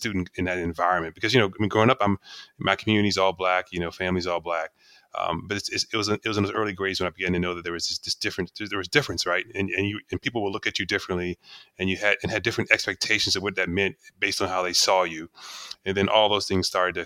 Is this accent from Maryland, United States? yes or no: yes; Maryland, United States; I'm from Maryland area. They call it the DMV area now